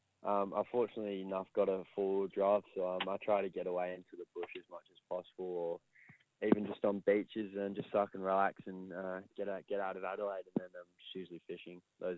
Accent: England, United Kingdom; now in Australia; originally I'm from England, and over in England he watched the Bombers play, and I think just kind of took over from there.

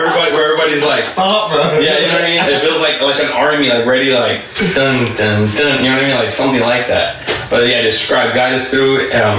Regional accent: Mexico; I'm from Mexico.

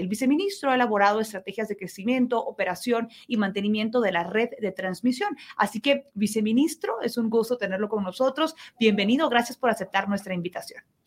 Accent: Guatemala; que tendríamos como guatemaltecos

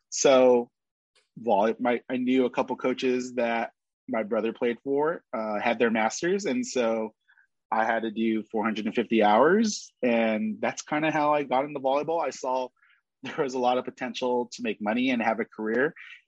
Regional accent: Pasadena, California, United States; also born or lived in San Gabriel; I was born in Pasadena. And then I live in San Gabriel

